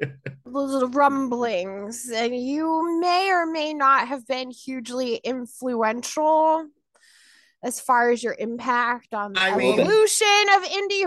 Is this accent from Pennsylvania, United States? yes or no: yes; Shamokin, Pennsylvania, United States; also born or lived in Chambersburg, Pennsylvania; I grew up, I don't know if you know about Shmokin, Pennsylvania where I was born. It's basically like the coal capital of Pennsylvania. Oh. And then my parents moved to Franklin County. So we were in Chambersburg, Gettysburg, right. From 87 forward.